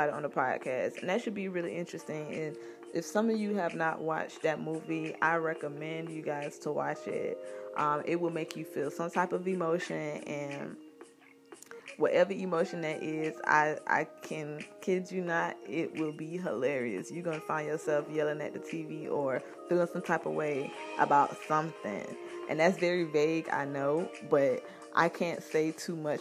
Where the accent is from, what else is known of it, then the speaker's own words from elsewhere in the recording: Florida, United States; my home state, Florida